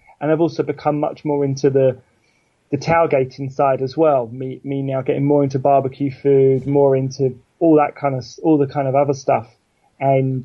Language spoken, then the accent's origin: English; England, United Kingdom; us as English sports fans